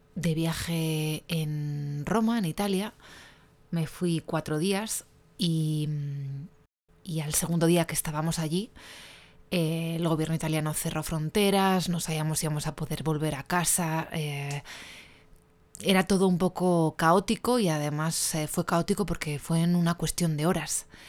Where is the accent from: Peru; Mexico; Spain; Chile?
Spain; soy una periodista española